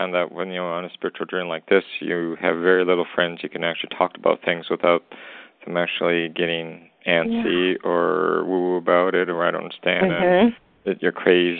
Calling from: Western Canada, Canada; I'm calling from Western Canada.

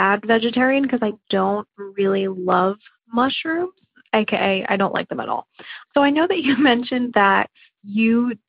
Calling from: New Jersey, United States; I'm calling from New Jersey.

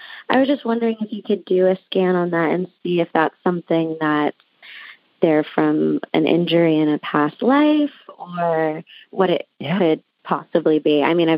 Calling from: Santa Monica, California, United States; I'm calling from Santa Monica, California.

